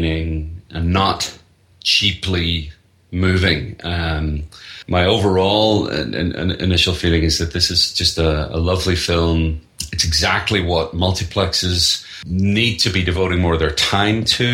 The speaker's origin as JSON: {"language": "English", "region": "Northern Ireland", "country": "United Kingdom", "tie": "born or raised there", "moved": "as an adult", "lives_now": "United States", "said": "I'm from Northern Ireland. I've been living in the U.S. for the last 6 years"}